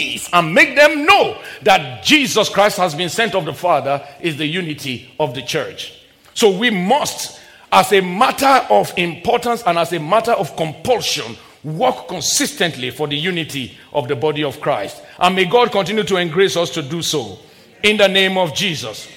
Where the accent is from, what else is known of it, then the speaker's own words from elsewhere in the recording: Nigeria; When I was a little boy growing up in my home country in the very early 70s and late 70s